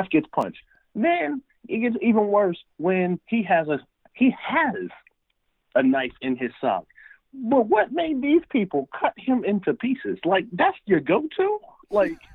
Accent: Harrisburg, Pennsylvania, United States; moved away as an adult; now in San Diego, United States; I grew up in Harrisburg, Pennsylvania, right in the capital.

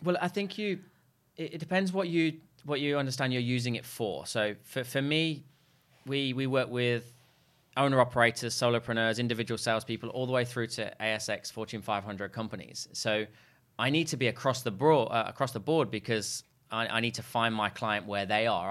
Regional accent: Leicester, East Midlands, United Kingdom; moved away; I'm actually from a place called Leicester in the U K.

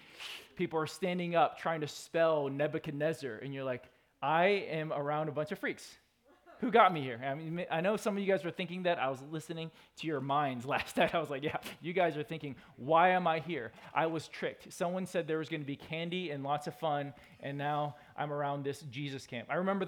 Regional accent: California, United States; also born or lived in Georgia / Minnesota; I grew up in California and in Georgia. About a third of my life was in Georgia, Minnesota, and California.

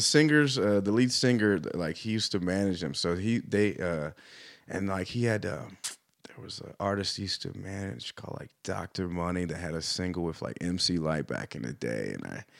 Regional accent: Los Angeles, California, United States; also born or lived in Orange County, California; I moved from Los Angeles to Orange County.

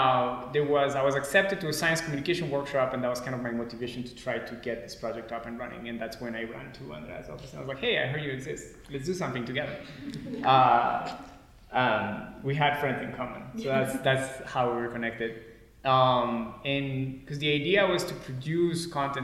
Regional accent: Colombia; moved away as an adult; also born or lived in France; now in Boulder, United States; So I was born in France, but I grew up mostly in Colombia.

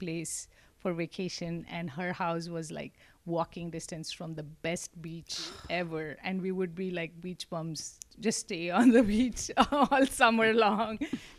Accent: Mumbai, Maharashtra, India; moved away as an adult; also born or lived in Mangalore, India; now in Corpus Christi, United States; So Mangalore is where we are originally from. Okay. But I was raised in Mumbai.

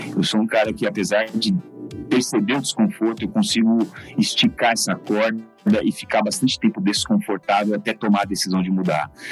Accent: Suzano, São Paulo, Brazil; also born or lived in Mogi das Cruzes; Nasci em Mogi das Cruzes, mas só porque o hospital era em Mogi das Cruzes, mas fui criado em Suzano completamente

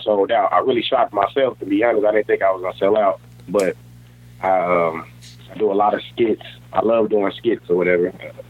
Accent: North Little Rock, Arkansas, United States; And I'm from here. I'm local. I'm from North Little Rock, raised in Rose City.

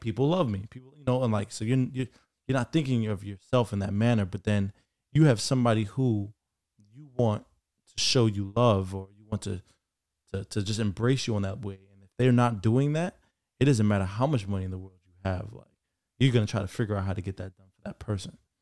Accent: Jamaica; As a Jamaican son

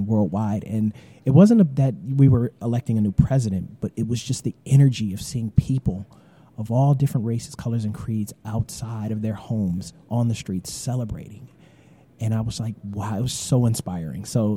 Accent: Detroit, Michigan, United States; the Detroit Tigers, which is my hometown

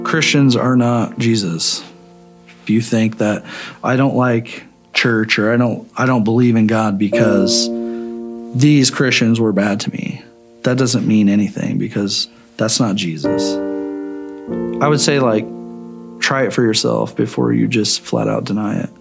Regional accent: Shelbyville, Illinois, United States; moved away as an adult; also born or lived in Effingham, Illinois; now in Champaign, United States; I'm from Shelbyville, Illinois originally, but I live in Champaign and have kind of lived all over the country.

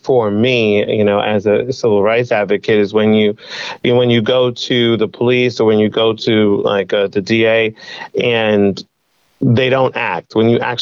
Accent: Brentwood, New York, United States; Born and raised in Brentwood

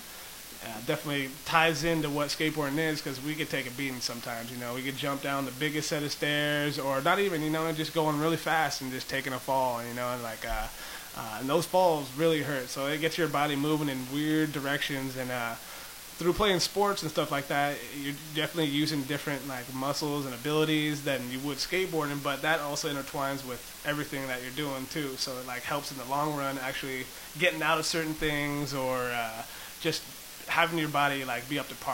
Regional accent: San Diego, California, United States; My whole childhood, I kind of bounced around throughout everywhere in San Diego mostly

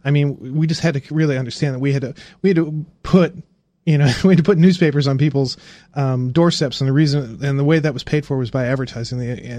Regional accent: Indiana, United States; I grew up in Indiana

